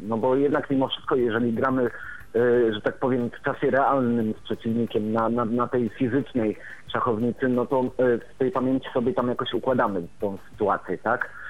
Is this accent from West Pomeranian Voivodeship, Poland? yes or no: no; Warmian-Masurian Voivodeship, Poland; jestem z Warmii i Mazur